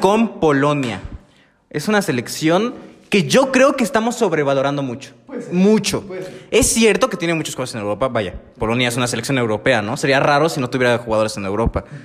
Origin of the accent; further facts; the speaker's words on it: Mexico; como mexicano, mexicano